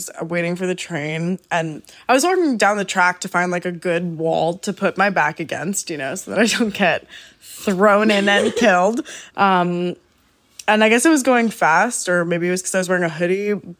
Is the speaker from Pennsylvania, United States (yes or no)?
no; New York, United States; I'm from New York, so don't talk to me like I'm not from New York.